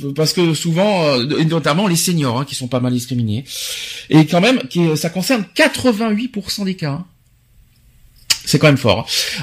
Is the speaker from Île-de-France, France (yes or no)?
yes; Paris, Île-de-France, France; en tant que Parisien